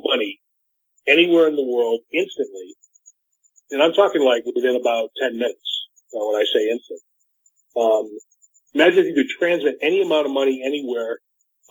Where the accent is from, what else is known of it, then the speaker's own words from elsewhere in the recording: New Hampshire, United States; I'm from New Hampshire